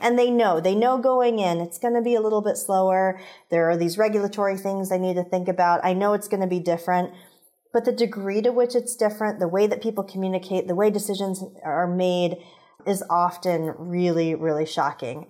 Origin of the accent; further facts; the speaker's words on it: Indianapolis, Indiana, United States; I grew up in Indianapolis, where Eli Lilly is based